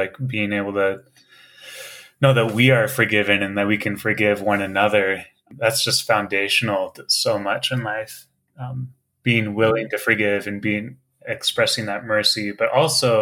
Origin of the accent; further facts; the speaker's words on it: Kansas, United States; moved away as an adult; now in Kauai, United States; I'm pretty much just a Kansas boy. I grew up in Kansas